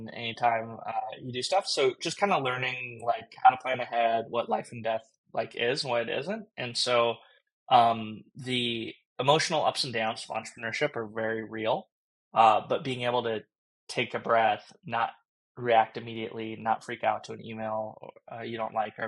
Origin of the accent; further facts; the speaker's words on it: Southern California, United States; I grew up in Southern California